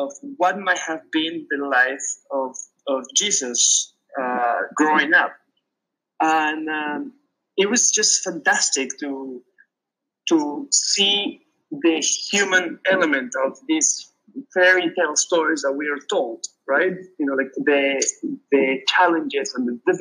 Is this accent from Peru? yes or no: yes; Peru; moved away; I grew up in Peru, so I read in Spanish.